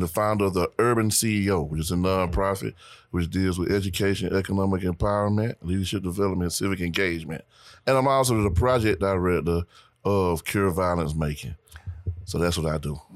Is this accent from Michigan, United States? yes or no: no; Macon, Georgia, United States; I'm originally from Macon, Georgia